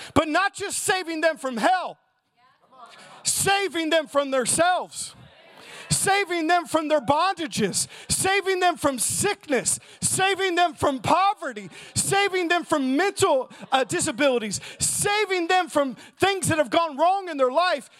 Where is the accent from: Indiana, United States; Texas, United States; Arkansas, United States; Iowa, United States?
Indiana, United States; Southern; I'm from Southern Indiana